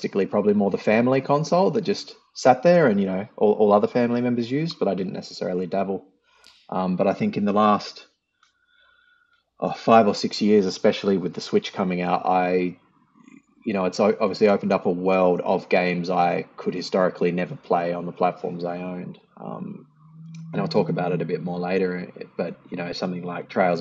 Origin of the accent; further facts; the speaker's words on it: Australia; I am from Australia